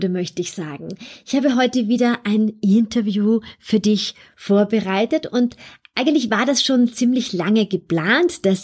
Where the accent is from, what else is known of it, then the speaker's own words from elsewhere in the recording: Vienna, Austria; Andererseits gab es am Montagabend hier in Wien in meiner Heimatstadt ein Terrorattentat.